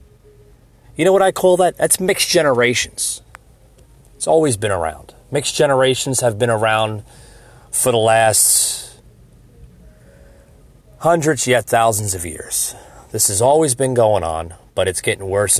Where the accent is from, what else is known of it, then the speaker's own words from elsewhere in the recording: United States; my beliefs and my values as an American citizen